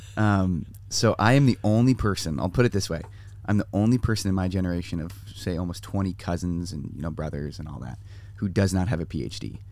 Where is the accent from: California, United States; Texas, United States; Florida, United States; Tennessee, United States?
California, United States; San Diego; San Diego. So I grew up here